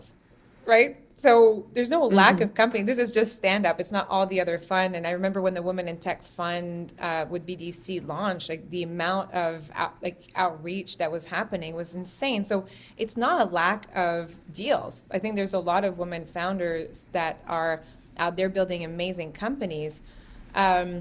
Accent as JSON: {"language": "English", "region": "Quebec", "country": "Canada", "tie": "born or raised there", "said": "growing up in Quebec, there's a lot of equality in gender"}